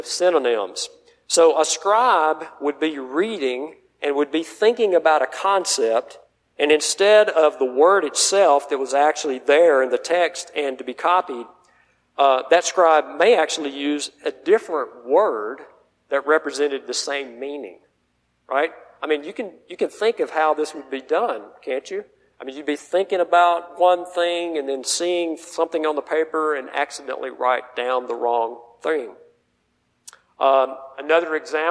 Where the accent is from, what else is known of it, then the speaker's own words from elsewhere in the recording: the South, United States; I'm from the South